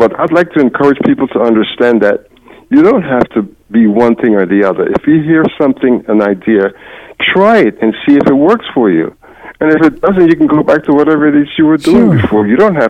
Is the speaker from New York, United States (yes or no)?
yes; New York City, New York, United States; moved away as an adult; now in Charlotte, United States; Yes, I'm formerly from the Big Apple.